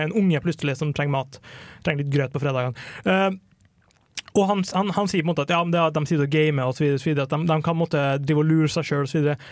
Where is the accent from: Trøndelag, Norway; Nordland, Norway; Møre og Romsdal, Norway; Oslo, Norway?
Møre og Romsdal, Norway; Kristiansund; moved away; jeg kom fra Kristiansund, jeg bodde der, og det var en veldig hardcore gamerby.